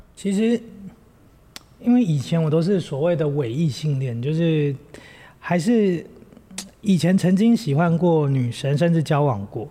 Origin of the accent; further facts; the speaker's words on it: Taipei, Taiwan; moved away as an adult; also born or lived in Hualien; 我们两个背景很像是因为我们都在台北长大